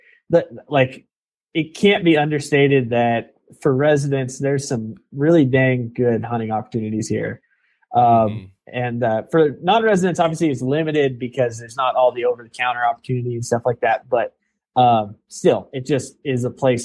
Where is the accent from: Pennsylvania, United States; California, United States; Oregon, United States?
Oregon, United States; Imbler; moved away as an adult; now in Wyoming, United States; I grew up in Northeast Oregon, outside of a small farm town called Imbler